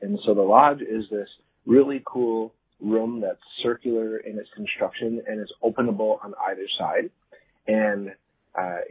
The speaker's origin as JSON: {"language": "English", "town": "Green Bay", "region": "Wisconsin", "country": "United States", "also_born_or_lived": "Grand River area, Ontario", "moved": "yes", "lives_now": "Canada", "said": "I'm from Green Bay, Wisconsin originally. So I'm Oneida from the States, so technically an American"}